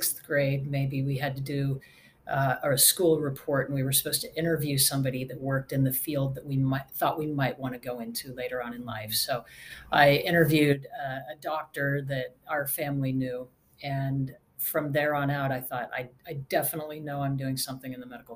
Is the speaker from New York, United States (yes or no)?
no; Redwood City, California, United States; moved away as an adult; also born or lived in Salt Lake City, Utah; now in Nashville, United States; I actually grew up in California in the San Francisco Bay Area, a little bit south of San Francisco in a town called Redwood City.